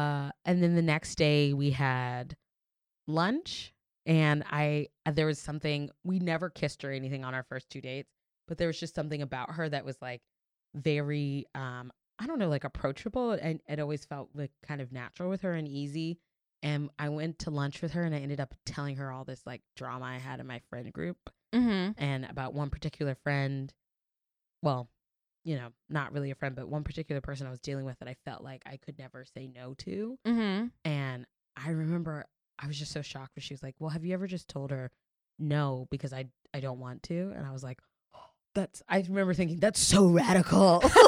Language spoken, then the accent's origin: English; New York City, New York, United States; you forget as a New Yorker how chaotic it is to get around in New York till you're with like a civilian.